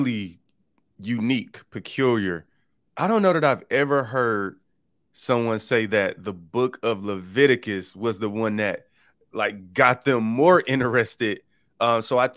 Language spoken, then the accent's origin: English; Detroit, Michigan, United States; I grew up in a typical inner city in Detroit